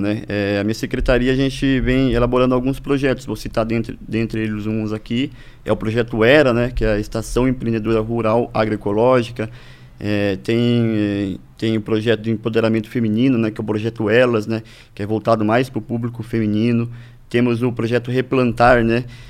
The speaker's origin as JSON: {"language": "Portuguese", "town": "Ibaiti", "region": "Paraná", "country": "Brazil", "tie": "born or raised there", "also_born_or_lived": "Prudentópolis, Paraná", "moved": "as an adult", "said": "sou natural aqui, é, do, do Paraná mesmo, da região ali do Norte Pioneiro"}